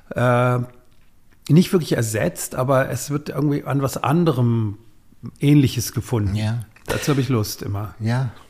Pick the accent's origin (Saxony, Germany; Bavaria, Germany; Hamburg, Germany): Hamburg, Germany; Also ich ging auch als heteronormierter äh, Schuljunge äh, immer äh, in Hamburg in, in schwulen Buchläden